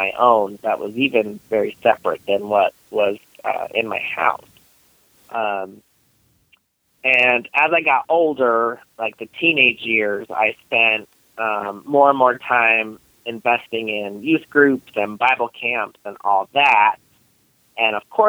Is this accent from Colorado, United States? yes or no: yes; Denver, Colorado, United States; I am in and around the Denver area